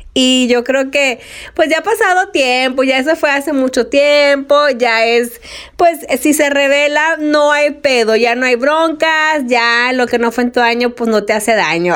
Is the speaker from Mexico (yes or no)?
yes; Mexico; como buenos mexicanos